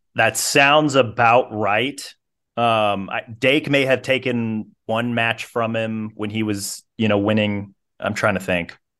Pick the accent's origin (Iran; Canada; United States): United States; Kansas City, Missouri; I'm from Kansas City, grew up a Mizzou fan.